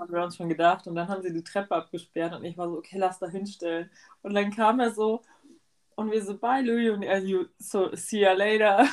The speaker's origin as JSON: {"language": "German", "country": "Germany", "said": "wir sind halt aus Deutschland"}